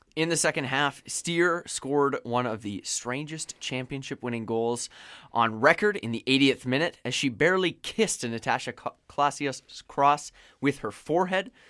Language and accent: English; Vancouver Island, British Columbia, Canada; That's my hometown team